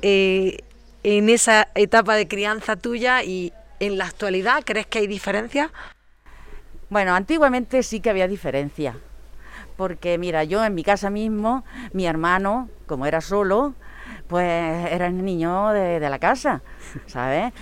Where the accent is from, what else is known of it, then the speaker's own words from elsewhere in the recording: María, Andalusia, Spain; yo me quedo aquí en mi pueblo, porque a mí me gusta mi pueblo